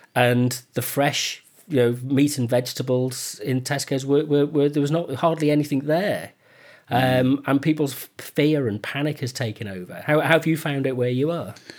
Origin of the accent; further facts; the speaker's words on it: United Kingdom; We're British